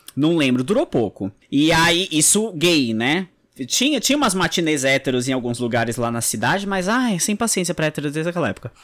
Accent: Guarujá, São Paulo, Brazil; no Guarujá, que é de onde eu sou

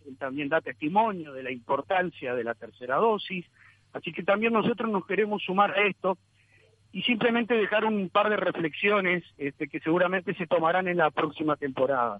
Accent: Uruguay

